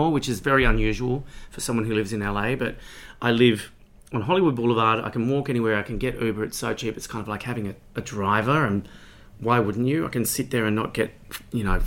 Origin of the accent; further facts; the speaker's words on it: Sawtell, New South Wales, Australia; also born or lived in Newcastle, New South Wales / Goulburn, New South Wales; I grew up in Sawtell, New South Wales, which is a small coastal town near Coffs Harbour, where we moved to when I was about 8 years old